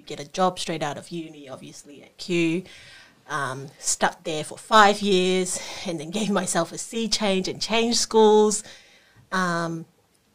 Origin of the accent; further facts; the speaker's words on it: Singapore; now in Australia; I grew up in Singapore